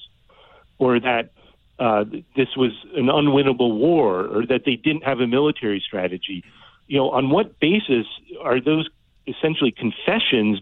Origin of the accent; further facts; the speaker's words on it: Kennett Square, Pennsylvania, United States; moved away as an adult; also born or lived in upstate New York / North Carolina; I was born in upstate New York. I grew up in Pennsylvania, a little town called Kennett Square